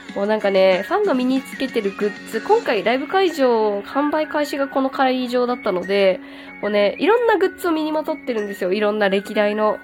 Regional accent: Kyushu, Japan; 九州出身なんで

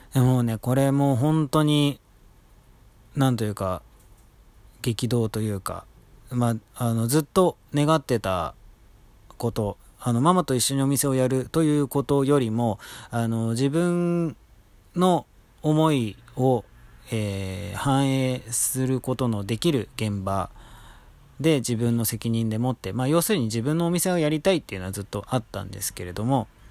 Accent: Tokyo, Japan; moved away as an adult; also born or lived in Nagoya, Aichi; 僕、東京生まれ東京育ちなんですけれども

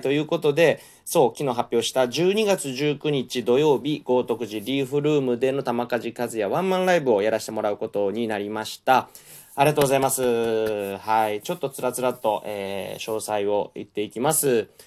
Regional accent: Kansai, Japan; accent: Kansai-ben; 関西弁のノリ

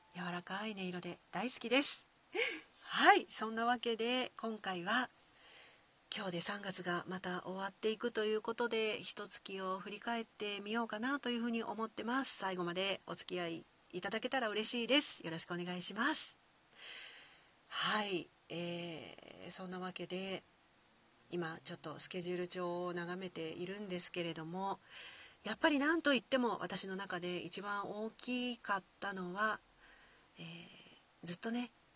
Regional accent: Kyoto, Japan; accent: Kyoto dialect; first language Kyoto dialect (Japanese); 生まれてからずっと使っている、えー、私、京都弁ネイティブ

